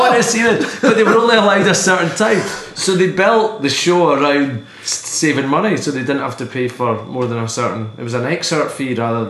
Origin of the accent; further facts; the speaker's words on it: Perth, Scotland, United Kingdom; I grew up in Perth, uh-huh. In Perth, which is closer to Glasgow than it is to Aberdeen